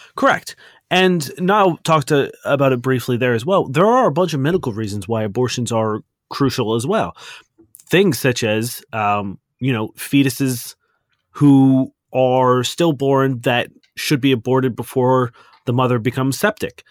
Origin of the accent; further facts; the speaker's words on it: Canada; we are Canadian and not American